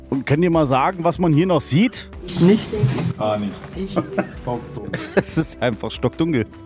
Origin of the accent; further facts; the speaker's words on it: Thuringia, Germany; Ich komme ja auch aus der Region